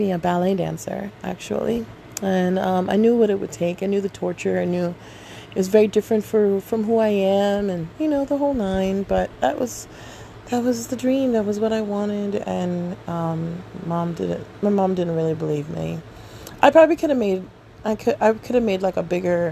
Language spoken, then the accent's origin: English; New York City, New York, United States; I'm a African American born here in Queens, New York.